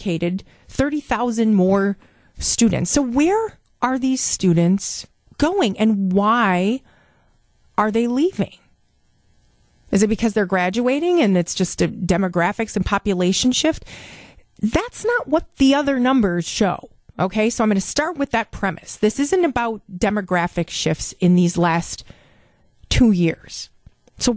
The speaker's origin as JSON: {"language": "English", "town": "West Bend", "region": "Wisconsin", "country": "United States", "tie": "born or raised there", "said": "I grew up in Jackson, West Bend area"}